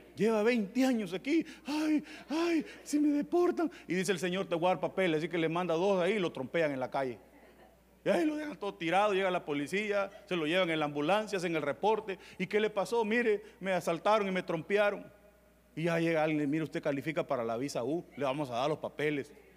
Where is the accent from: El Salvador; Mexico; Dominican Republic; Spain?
El Salvador; Tepecoyo, La Libertad; yo vengo de un pueblo que es en agua, se llama Tepecoyo